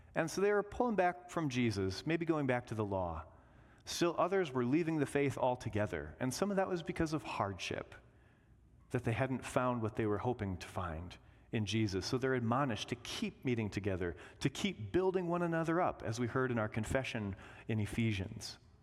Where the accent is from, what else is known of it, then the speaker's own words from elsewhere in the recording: Indiana, United States; growing up in Indiana, we always went to Six Flags Great America